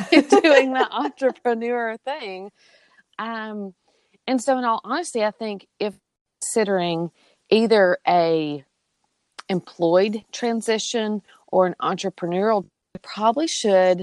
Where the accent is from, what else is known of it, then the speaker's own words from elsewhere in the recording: Mississippi, United States; also born or lived in Georgia; I'm from Mississippi. So yes, you can probably hear it in my accent as well